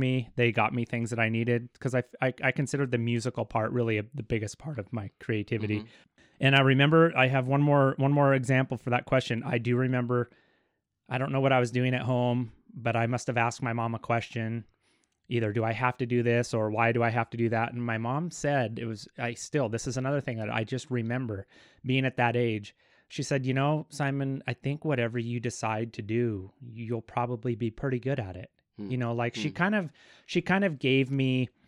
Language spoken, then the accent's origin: English; Kellogg, Idaho, United States; Born and raised in good old Kellogg, over on, they call it Sunnyside